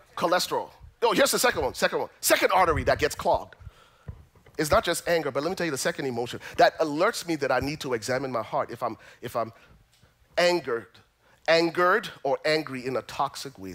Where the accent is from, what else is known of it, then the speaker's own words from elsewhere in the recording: Liberia; moved away; I'm originally from Liberia